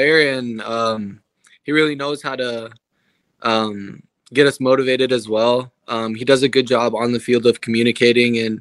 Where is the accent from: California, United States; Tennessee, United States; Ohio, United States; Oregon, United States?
Oregon, United States; Portland; moved away as an adult; also born or lived in Seattle, Washington; now in Charlotte, United States; I grew up in Portland and played in the Portland Timbers Academy